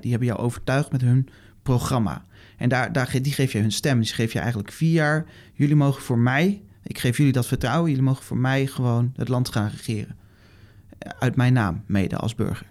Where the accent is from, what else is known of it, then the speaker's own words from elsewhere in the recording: Netherlands; ons bestaan als Nederlanders